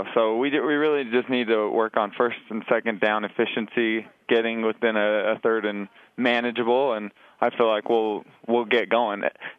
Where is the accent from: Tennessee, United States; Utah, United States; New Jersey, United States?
Utah, United States; Orem; being a local guy. You know, people from my hometown, Orem, my home ward